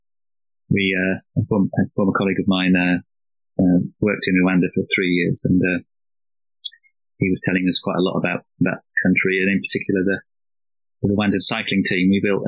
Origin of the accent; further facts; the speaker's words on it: Wickersley, Yorkshire and the Humber, United Kingdom; now in Norfolk, United Kingdom; I did spend most of my childhood in Wickersley, actually. It's a village. It's probably the posh end of Rotherham, you'd say.